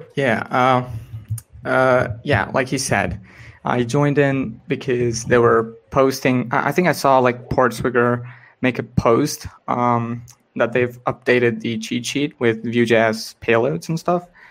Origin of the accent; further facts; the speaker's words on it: India; I'm from India primarily